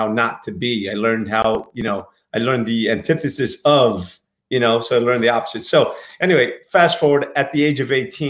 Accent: Newark, New Jersey, United States; moved away; also born or lived in Portugal; I grew up in Newark

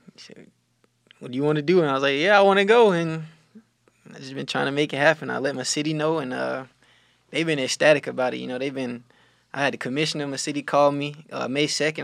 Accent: Cordele, Georgia, United States; moved away; I'm from Cordial, Georgia

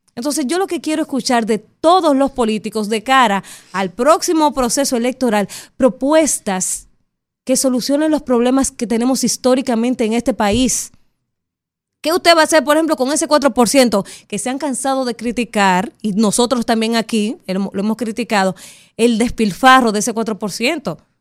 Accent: Dominican Republic; como dominicana

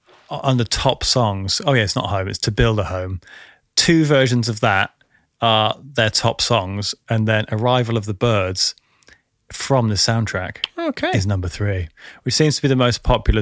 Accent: Yorkshire and the Humber, United Kingdom; Actually, where I grew up in North Yorkshire, there's a place called Flamingo Land, believe it or not.

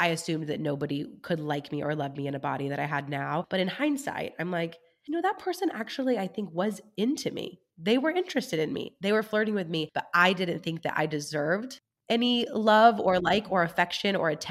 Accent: California, United States; moved away as an adult; also born or lived in Germany / Kentucky; I did not move back home to California

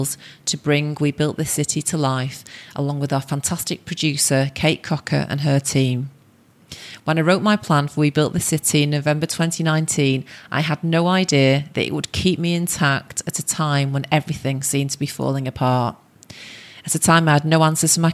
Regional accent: Manchester, North West England, United Kingdom; by being Mancunian

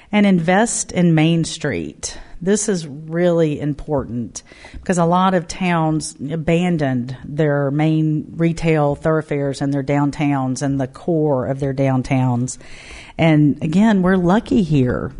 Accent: Mobile, Alabama, United States; moved away as an adult; now in Knoxville, United States; my hometown Mobile

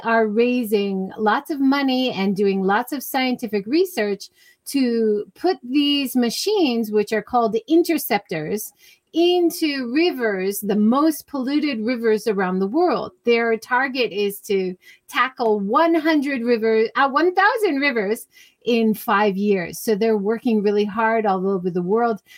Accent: Hawaii, United States; now in Japan; I grew up in Hawaii.

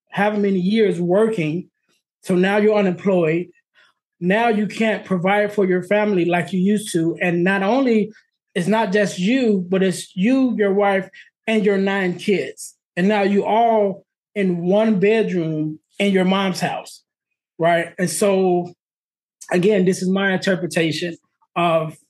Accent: Illinois, United States; also born or lived in Arizona; We're in Illinois, and they decided to move from Illinois to Arizona. And we moved from Illinois to Arizona.

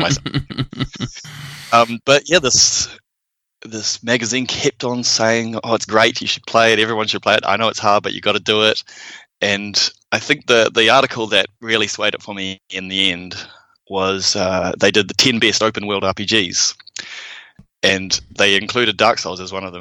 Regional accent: United States; now in New Zealand; I'm American

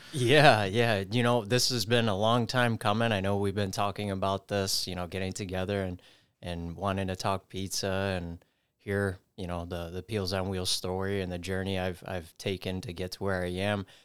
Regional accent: New York City, New York, United States; I grew up in the Bronx, spent my early childhood down there

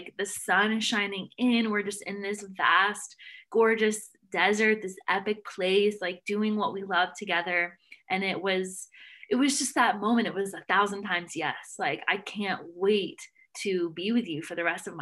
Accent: Nashville, Tennessee, United States; moved away; I'm from Nashville.

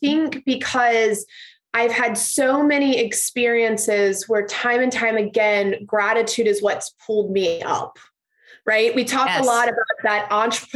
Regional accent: Cincinnati, Ohio, United States; I have been born and raised in Cincinnati

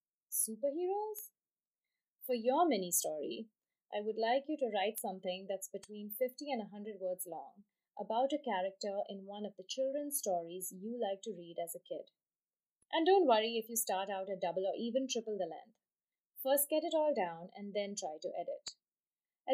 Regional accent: Mumbai, Maharashtra, India; moved away; my hometown of Bombay

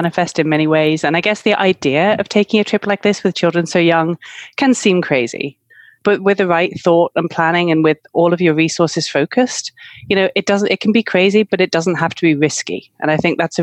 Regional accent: United Kingdom; moved away as an adult; now in Malaga, Spain; I'm from the UK, as you can probably guess from my accent.

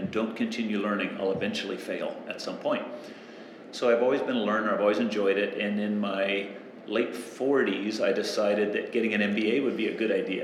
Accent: San Diego, California, United States; now in Australia; When I was growing up in San Diego, coastal Southern California

